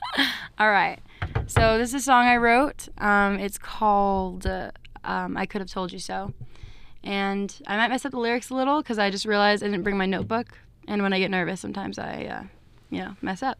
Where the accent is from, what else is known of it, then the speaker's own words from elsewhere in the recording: Everett, Washington, United States; I'm from Everett, Washington